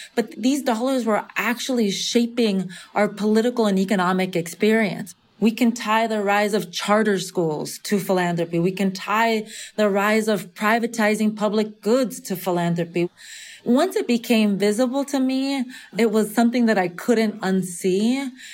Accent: California, United States; half Nicaraguense, half Venezolana, growing up in California in the majority Mexican context

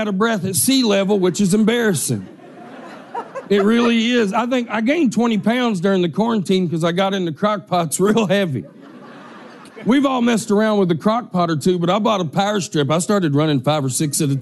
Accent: Harvest, Alabama, United States; moved away as an adult; now in Denver, United States; I'm originally from Harvest, Alabama. I moved to Denver 9 years ago

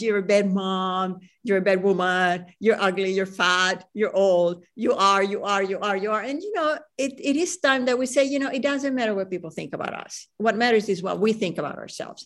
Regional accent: Venezuela; moved away; also born or lived in Chile; I grew up in Venezuela

